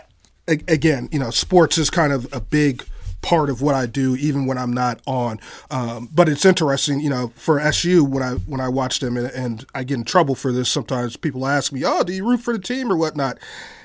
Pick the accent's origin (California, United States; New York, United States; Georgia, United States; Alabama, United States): California, United States; Bay Area; moved away; I'm originally from California, from the Bay Area